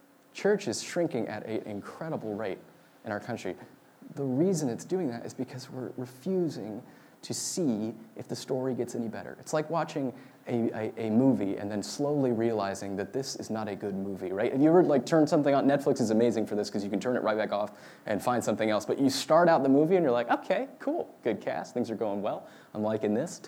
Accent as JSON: {"language": "English", "area": "Marin County", "region": "California", "country": "United States", "tie": "born or raised there", "said": "I grew up in Marin County, which is where Star Wars was born"}